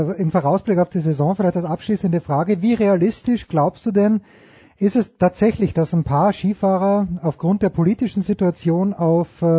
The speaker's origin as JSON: {"language": "German", "country": "Austria", "said": "Also ich als Österreicher schaue natürlich ein kleines bisschen auf Anna Veit"}